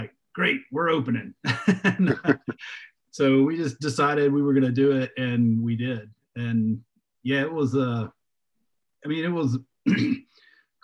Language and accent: English; Jackson, Mississippi, United States; where I grew up in Jackson, Mississippi, as a teenager